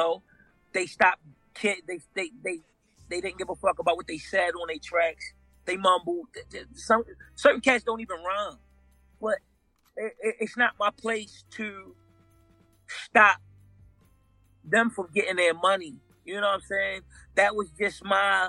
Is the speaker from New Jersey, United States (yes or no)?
no; Baltimore, Maryland, United States; in Baltimore, in historic Baltimore, you know, we're known for marble stoops.